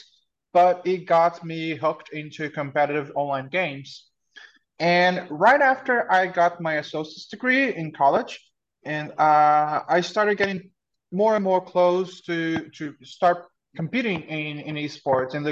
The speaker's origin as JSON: {"language": "English", "region": "Mato Grosso do Sul", "country": "Brazil", "tie": "born or raised there", "moved": "yes", "said": "It's the state of Mato Grosso do Sul, which is the countryside of the country"}